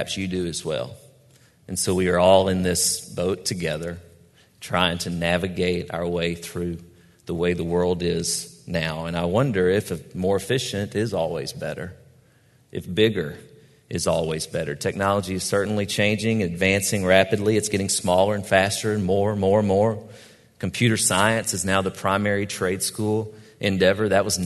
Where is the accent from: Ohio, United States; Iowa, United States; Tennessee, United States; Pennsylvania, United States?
Tennessee, United States; Cross Plains; I grew up in Robertson County, Tennessee, Cross Plains, the town